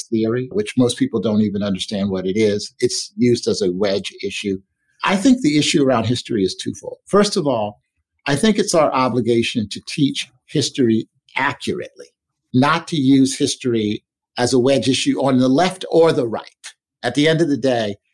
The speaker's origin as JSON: {"language": "English", "town": "Philadelphia", "region": "Pennsylvania", "country": "United States", "tie": "born or raised there", "said": "growing up as a Black child in the inner city of Philadelphia"}